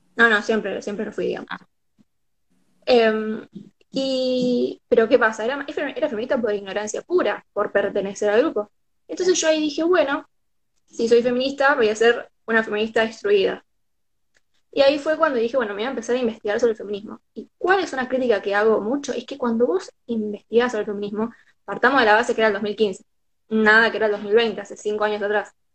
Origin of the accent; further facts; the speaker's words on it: San Lorenzo, Santa Fe, Argentina; soy de San Lorenzo, queda 40 minutos, media hora, dependiendo de dónde agarres.